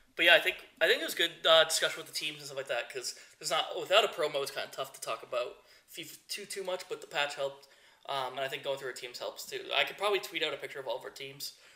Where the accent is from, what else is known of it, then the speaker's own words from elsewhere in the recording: United States; I'm from the United States